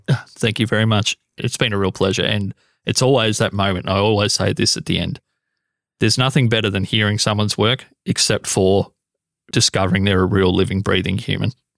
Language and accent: English; Australia; as an Australian